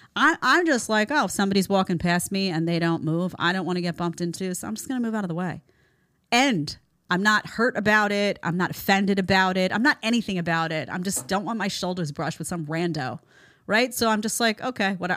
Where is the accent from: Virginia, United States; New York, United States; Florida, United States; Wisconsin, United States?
New York, United States; New York City; I grew up in New York City.